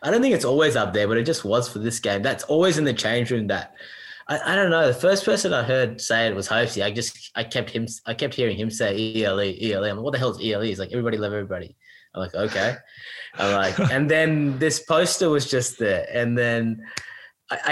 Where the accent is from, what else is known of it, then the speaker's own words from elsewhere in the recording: New South Wales, Australia; now in Queensland, Australia; I grew up in New South Wales